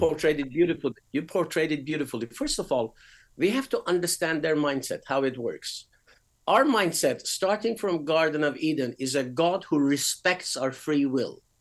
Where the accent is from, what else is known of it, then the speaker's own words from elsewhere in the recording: Iran; moved away as an adult; also born or lived in United Kingdom; I was born in Iran, and at the age of six, I had a absolutely glorious vision of Christ